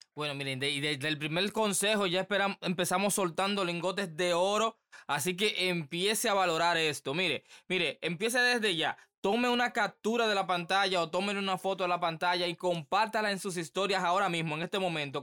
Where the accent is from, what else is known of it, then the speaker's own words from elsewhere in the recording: Dominican Republic; aquí en mi país el, el béisbol es lo que prima